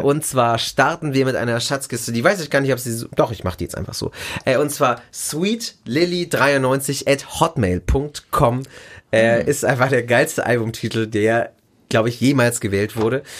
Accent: Germany; hier bei uns in Deutschland

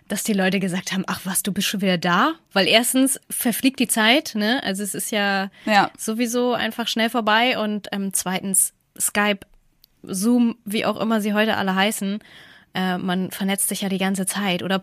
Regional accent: Mexico; now in Canada; Ich sehe das so, nee, ich sehe das so, bei uns in Mexiko ist das so und hier in Kanada ist das so.

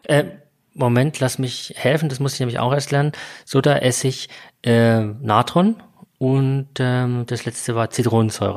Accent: Bavaria, Germany; hier bei uns in Bayern

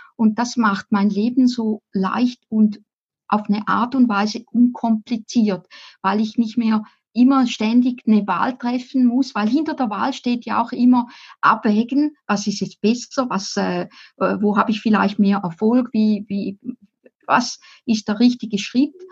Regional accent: Appenzell, Switzerland; Ich bin im Appenzellerland aufgewachsen

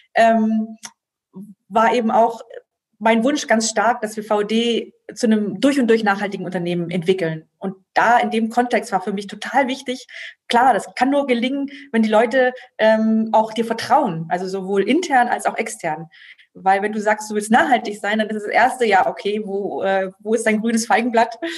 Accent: Germany; ich bin hier aufgewachsen als, ähm, Protestante, als norddeutsche Protestantin

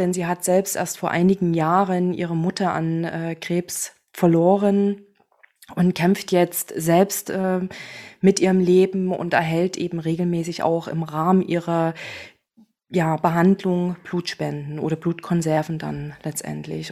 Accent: Chemnitz, Saxony, Germany; moved away as an adult; now in Berlin, Germany; ich bin gebürtige Chemnitzerin, komme aus Sachsen und arbeite jetzt in Berlin

